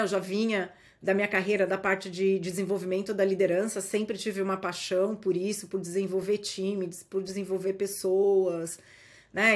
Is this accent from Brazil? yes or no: yes; Brazil; moved away as an adult; now in United States; nós somos brasileiros